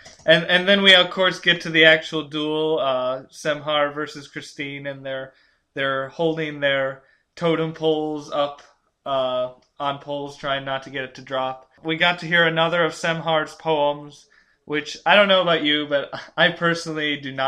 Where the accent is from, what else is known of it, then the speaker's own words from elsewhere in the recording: North Carolina, United States; I'm from North Carolina.